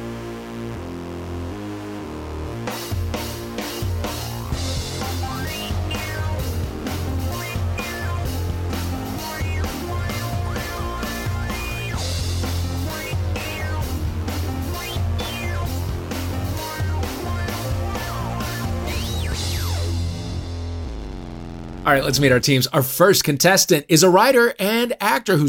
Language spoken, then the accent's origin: English; St. Louis, Missouri, United States; I'm from St. Louis